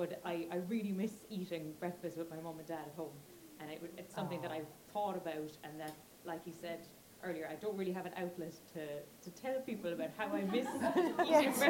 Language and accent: English; Ireland; moved away as an adult; now in London, United Kingdom; As an Irish person here